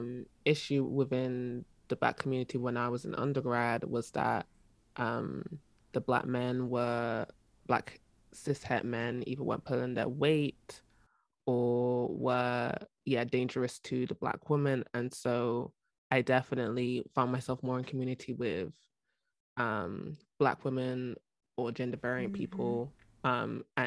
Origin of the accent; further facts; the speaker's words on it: Croydon, London, United Kingdom; moved away as an adult; now in United States; Growing up in Croydon, where I was, there was a lot of other Black people